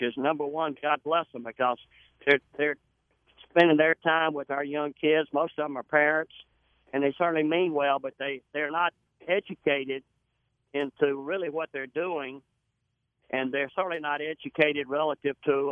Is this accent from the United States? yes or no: yes; the South, United States; I'm from the South